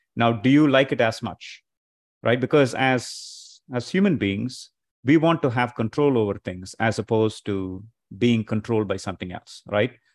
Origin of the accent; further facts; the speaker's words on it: India; moved away as an adult; now in Chicago, United States; I'm originally from India, and I've been here in Chicago for the past, uh, twenty-plus years